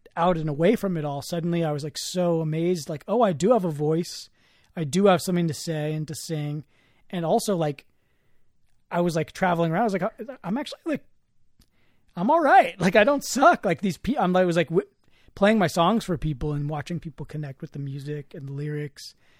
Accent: the Bay Area, California, United States; growing up in the Bay and growing up around, like, so many, like, incredible, talented musicians

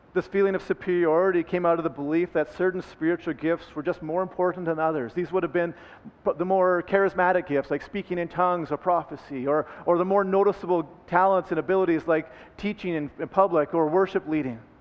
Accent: Red Deer, Alberta, Canada; also born or lived in Vancouver / Calgary / Lethbridge; I am an Alberta boy. I, I grew up in Red Deer, and, uh, and that's where I spent

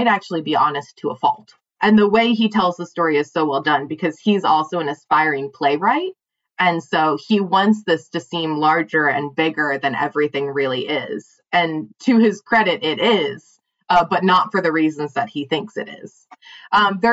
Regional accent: Pennsylvania, United States; moved away; I grew up in Amish country

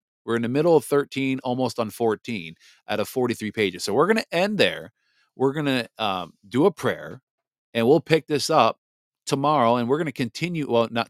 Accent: Japan; born there; So I was born December 12th at 12:02 p.m. Japanese Standard Time. I was born in Japan on an Air Force base.

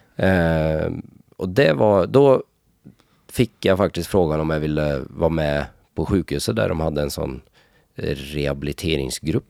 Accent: Norway; moved away as an adult; i Norge, speciellt där jag kommer ifrån

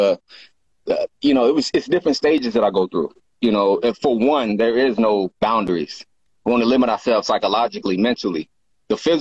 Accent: Oklahoma, United States; moved away as an adult; now in California, United States; I'm originally from Oklahoma. I moved to California in 2006.

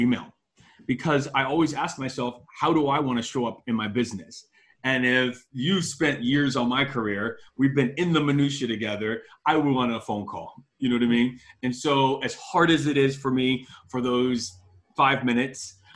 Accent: Miami, Florida, United States; I'm from Miami.

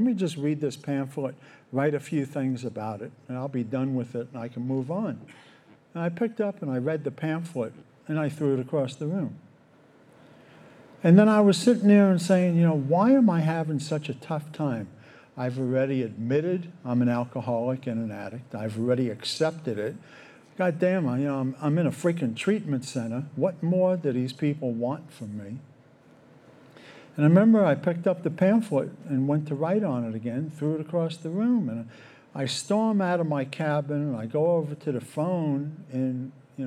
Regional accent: New York, United States; I grew up in New York and parents separated when I was 12

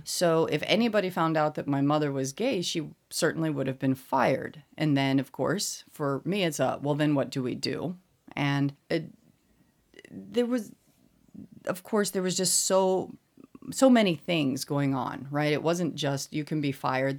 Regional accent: Colorado Springs, Colorado, United States; moved away as an adult; also born or lived in Indiana / Massachusetts / South Carolina; now in Seoul, South Korea; I'm from Colorado, and I'm specifically from Colorado Springs

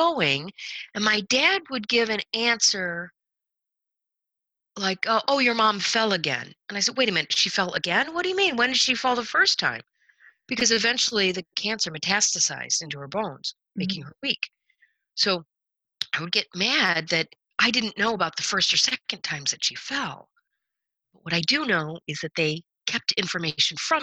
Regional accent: Michigan, United States; moved away as an adult; also born or lived in Raleigh, North Carolina; our house that we grew up in Michigan

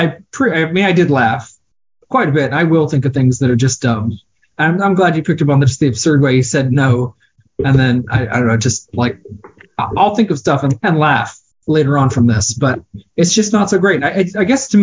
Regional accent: Iowa, United States; I grew up in Iowa in the early 90s

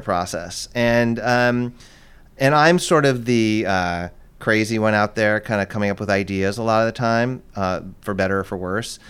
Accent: Los Angeles, California, United States; moved away as an adult; also born or lived in East Coast / England; I grew up in Los Angeles

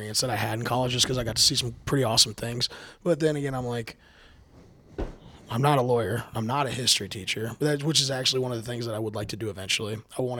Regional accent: North Bend, Washington, United States; now in Montana, United States; I grew up in North Bend, Washington, and we have the Snoqualmie River right there

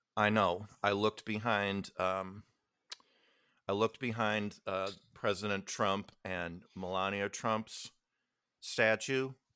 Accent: Midwest, United States; Being growing up in the Midwest

